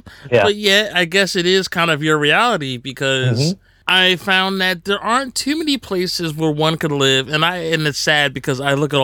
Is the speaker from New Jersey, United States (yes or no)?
yes; New Jersey, United States; also born or lived in Long Island; I grew up in New Jersey.